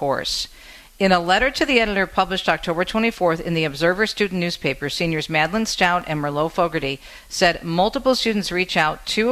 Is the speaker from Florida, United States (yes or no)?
no; Michigan, United States; my home state of Michigan